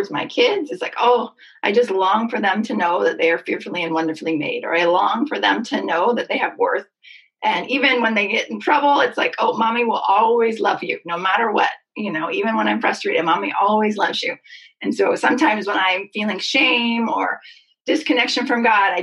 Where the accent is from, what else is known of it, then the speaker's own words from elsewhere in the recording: Seattle, Washington, United States; I'm fully myself from Seattle, white girl